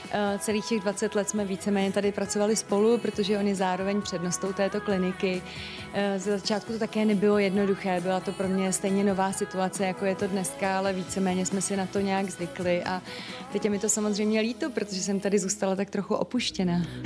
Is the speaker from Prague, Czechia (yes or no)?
yes; Prague, Czechia; also born or lived in Berlin, Germany; jsme oba Pražáci